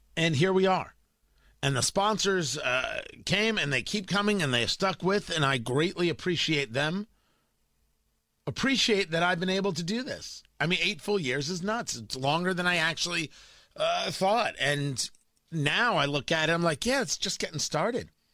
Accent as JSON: {"language": "English", "region": "New Jersey", "country": "United States", "tie": "born or raised there", "also_born_or_lived": "Florida / Washington, D.C. / Los Angeles", "moved": "yes", "lives_now": "Indiana, United States", "said": "The idea that I'm raising my kids in Indiana was never a thought growing up in Jersey"}